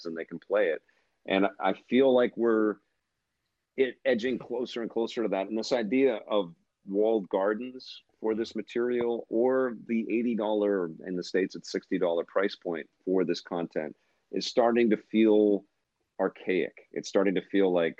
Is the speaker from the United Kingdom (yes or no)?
no; Canada; Being Canadian